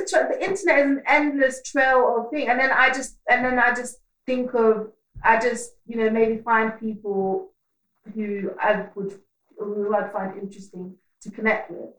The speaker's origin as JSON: {"language": "English", "country": "Netherlands", "tie": "born or raised there", "moved": "yes", "said": "I grew up in Holland and then I came here at like quite a pivotal age as well."}